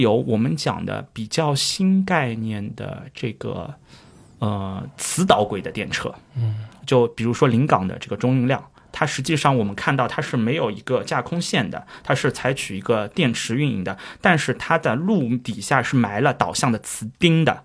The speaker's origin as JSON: {"language": "Chinese", "region": "Shanghai", "country": "China", "said": "我们上海话"}